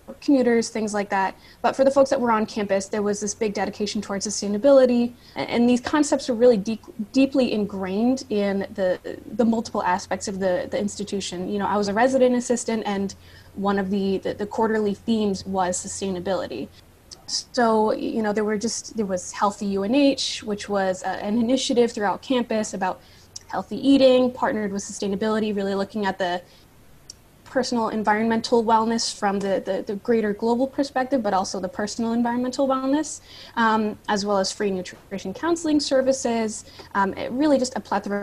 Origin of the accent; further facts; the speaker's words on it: Catskill region of New York, United States; also born or lived in New Hampshire; I am from the Catskill region of New York